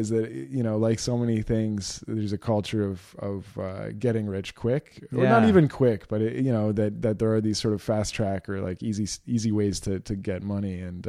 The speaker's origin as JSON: {"language": "English", "region": "Ontario", "country": "Canada", "tie": "born or raised there", "also_born_or_lived": "Edmonton, Alberta", "said": "around a lot, and she was a single mom, and we moved from Edmonton to Ontario."}